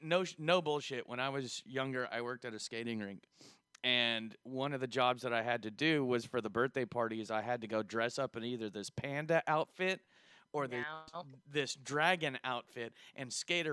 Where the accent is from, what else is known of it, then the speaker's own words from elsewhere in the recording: California, United States; born there; also born or lived in Oklahoma; because I was born in California. I lived in Oklahoma and then I moved down here.